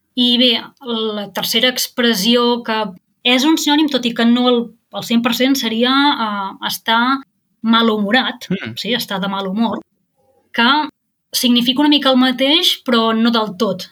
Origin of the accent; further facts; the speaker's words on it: Girona, Catalonia, Spain; moved away as an adult; also born or lived in Barcelona / Netherlands / Marburg, Germany; now in Germany; soc de Girona